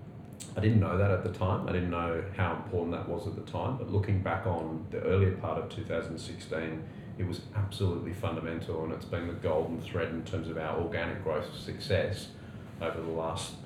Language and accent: English; Australia; also born or lived in United Kingdom; as an Aussie clocking over the magic 40 mark